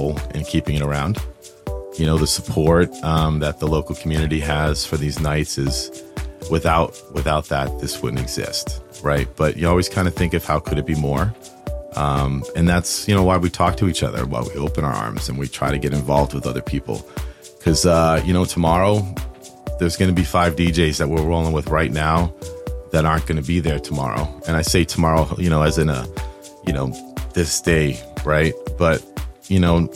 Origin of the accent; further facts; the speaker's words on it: Providence, Rhode Island, United States; when I was growing up in Providence